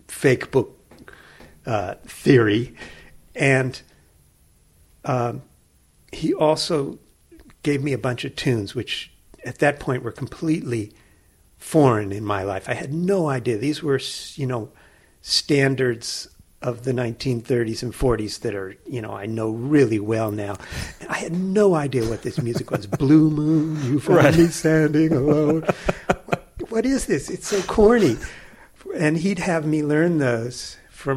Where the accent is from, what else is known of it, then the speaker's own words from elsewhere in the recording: San Francisco, California, United States; now in State College, United States; growing up in San Francisco